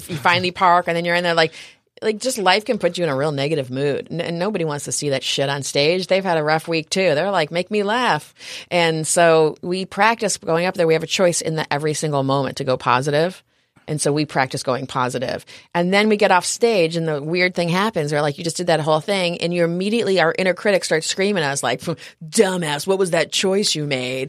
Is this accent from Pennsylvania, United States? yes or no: no; upstate New York, United States; moved away as an adult; also born or lived in New Orleans; now in San Diego, United States; I grew up in New York, upstate New York, up near Canada.